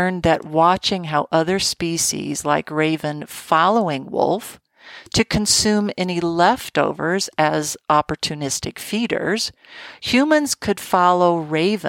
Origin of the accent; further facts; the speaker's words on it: Colorado, United States; in my home state of Colorado